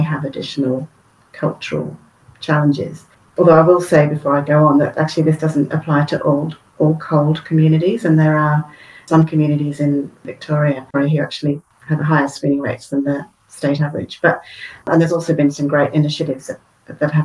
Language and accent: English; United Kingdom; now in Australia; Originally from the UK. I've been over here for quite a few years now, but I do tend to go back quite a lot, so that's maybe why I've still got the accent.